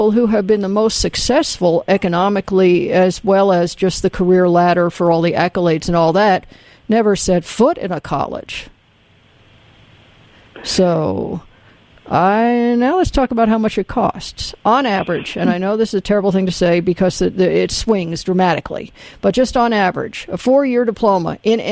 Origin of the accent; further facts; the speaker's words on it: the South, United States; I grew up in the South in the 60s